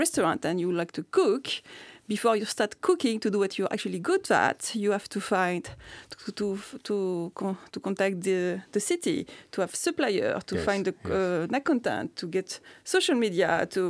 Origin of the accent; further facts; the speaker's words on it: France; now in Iceland; I am from France.